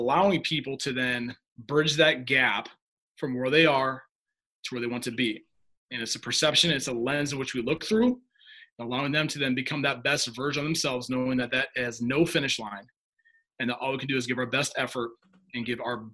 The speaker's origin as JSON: {"language": "English", "town": "Humboldt", "region": "Iowa", "country": "United States", "tie": "born or raised there", "said": "I grew up in Humboldt, Iowa, town of about 5,000 people."}